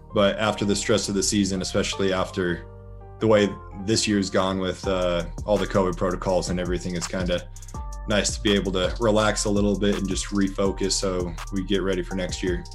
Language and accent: English; Colorado, United States; moved away as an adult; also born or lived in Oakland; now in Las Vegas, United States; I'm from originally from Colorado